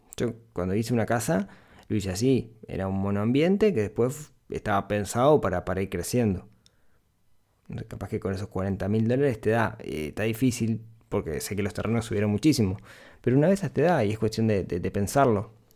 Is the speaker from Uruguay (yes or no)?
yes; Ciudad de la Costa, Canelones, Uruguay; soy de la ciudad de la costa, soy de Shangri-La toda la vida, viví toda mi vida allá